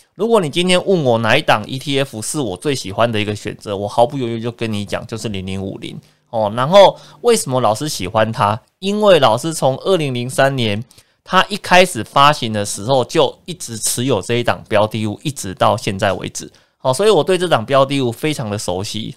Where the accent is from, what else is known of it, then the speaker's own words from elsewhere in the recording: Taiwan; 我们在台湾土生土长，对这块土地是比较有感情的